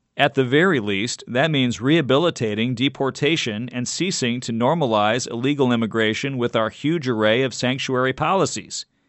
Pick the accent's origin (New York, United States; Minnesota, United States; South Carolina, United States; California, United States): California, United States; my home state of California